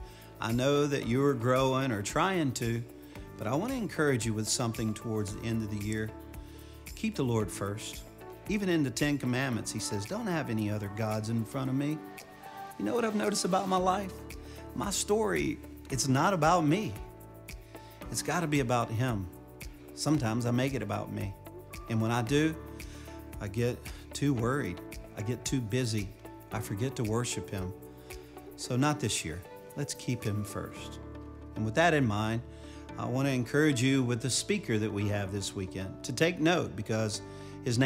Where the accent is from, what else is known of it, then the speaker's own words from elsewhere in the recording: Cajun, Louisiana, United States; I am a Cajun